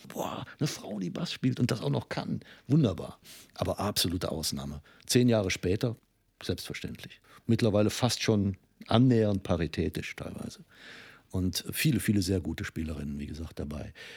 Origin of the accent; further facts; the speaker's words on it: Trier, Rhineland-Palatinate, Germany; moved away; also born or lived in Cologne; meine Heimatstadt Trier